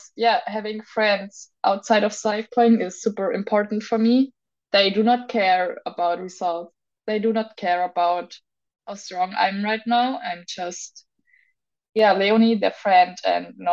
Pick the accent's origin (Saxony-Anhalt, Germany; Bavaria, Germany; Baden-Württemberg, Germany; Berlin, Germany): Bavaria, Germany; Augsburg; in Augsburg, in my hometown